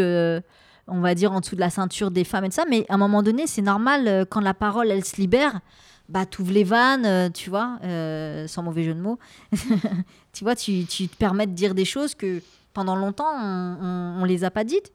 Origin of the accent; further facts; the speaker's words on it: France; Et alors qu'on a grandi ici, on est né ici. Moi, je suis, je suis une enfant. Euh, une enfant de la République française